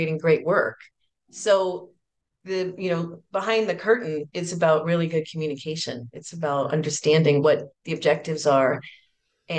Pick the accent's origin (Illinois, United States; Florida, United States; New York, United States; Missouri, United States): New York, United States; New York City; I grew up in New York City